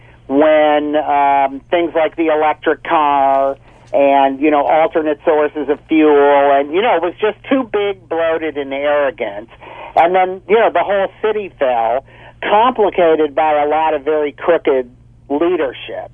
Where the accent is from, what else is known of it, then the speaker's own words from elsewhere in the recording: Detroit, Michigan, United States; I grew up in Detroit in the 50s and 60s